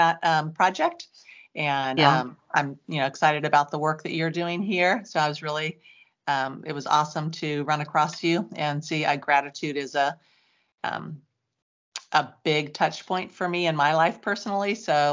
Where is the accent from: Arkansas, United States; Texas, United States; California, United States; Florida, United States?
California, United States; Santa Cruz; I grew up in California and I was in the Santa Cruz area and in the 60s